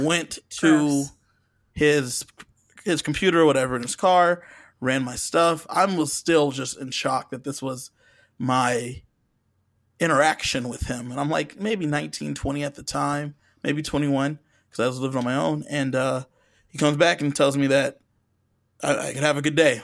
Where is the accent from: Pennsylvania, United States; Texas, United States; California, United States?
California, United States; Southern; I'm from Southern California